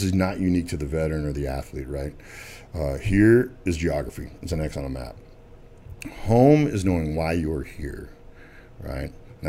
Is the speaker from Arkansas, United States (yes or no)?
yes; Arkansas, United States; born there; I mean, I was born in Arkansas. I'm not going to make it complicated, right?